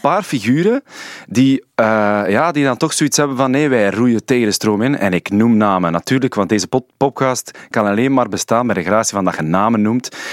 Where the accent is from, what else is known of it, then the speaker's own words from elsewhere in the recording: Sint-Niklaas, Flanders, Belgium; moved away; We zijn samen van Sint-Niklaas, ja. Ik ben daar weggetrokken